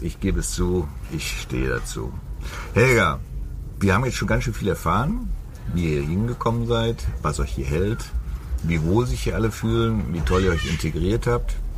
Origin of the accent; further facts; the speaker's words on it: Germany; bei uns in Deutschland